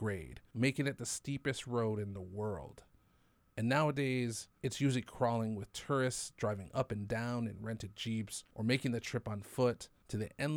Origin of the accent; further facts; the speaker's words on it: Waimea, Hawaii, United States; also born or lived in Oahu; I was born on Oahu and grew up on Hawaii Island